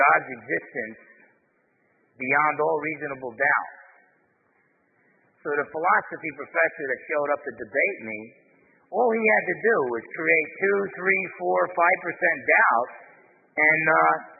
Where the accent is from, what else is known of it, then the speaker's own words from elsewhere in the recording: New Jersey, United States; now in Bremerton, Washington, United States; I'm half Italian, I'm from New Jersey